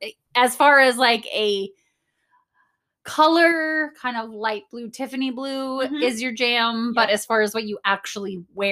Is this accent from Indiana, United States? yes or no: no; New York, United States; moved away; also born or lived in Los Angeles; I grew up in New York. Love New York City, obviously. Lived in LA. Don't like LA.